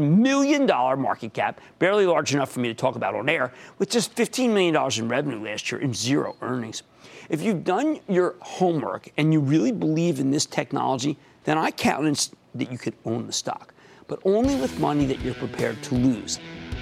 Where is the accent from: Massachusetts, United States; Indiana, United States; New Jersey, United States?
New Jersey, United States; in my home state of New Jersey